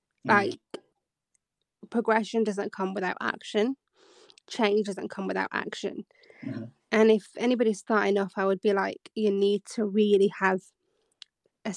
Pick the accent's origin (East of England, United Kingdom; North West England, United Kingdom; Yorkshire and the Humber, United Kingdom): Yorkshire and the Humber, United Kingdom; Bradford; moved away as an adult; now in London, United Kingdom; I'm from the north, so it's like I'm from Bradford originally. Then you're trying to move to London